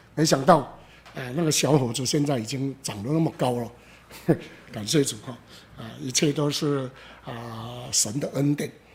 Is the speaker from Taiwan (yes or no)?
yes; Xingang, Chiayi County, Taiwan; 我故乡新港